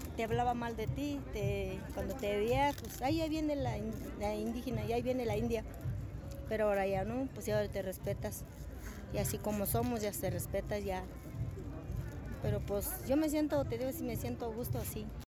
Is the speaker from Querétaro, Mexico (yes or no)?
yes; Querétaro, Mexico; first language Otomi; Spanish is a second language; now in Mexico City, Mexico; yo soy de estado de Querétaro